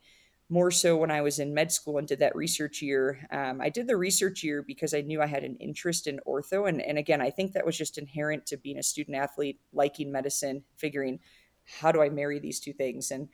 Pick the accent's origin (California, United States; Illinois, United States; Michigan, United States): Illinois, United States; Chicago northwest suburbs; moved away as an adult; now in Colorado, United States; So I was born and raised in Illinois. I like to say I'm from Chicago, but really from the northwest suburbs